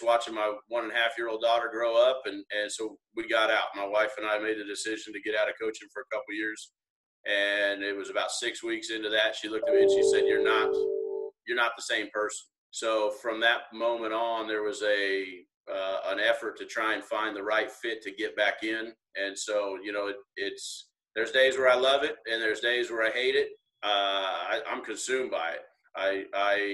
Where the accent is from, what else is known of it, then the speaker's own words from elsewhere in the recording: Wichita, Kansas, United States; I was born and raised in Wichita, Kansas